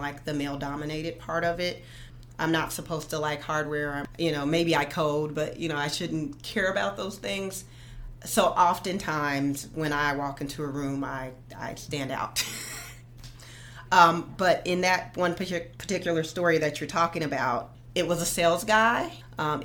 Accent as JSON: {"language": "English", "town": "Silver City", "region": "New Mexico", "country": "United States", "tie": "born or raised there", "moved": "yes", "said": "I grew up in New Mexico."}